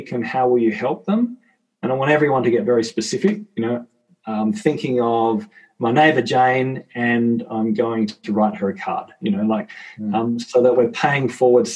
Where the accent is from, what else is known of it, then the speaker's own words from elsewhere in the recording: Tasmania, Australia; I'm from Tassie, so for context, we've got 500,000 people across our entire state